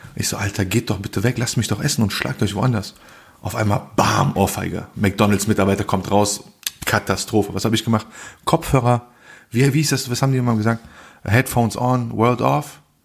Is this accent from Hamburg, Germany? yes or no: no; Bonn, North Rhine-Westphalia, Germany; Ich so, Bonn